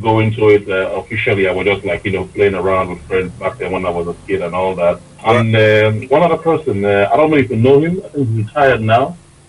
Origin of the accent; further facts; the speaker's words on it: Nigeria; now in United Kingdom; So, when I, anyway, so after I moved from Nigeria to the UK.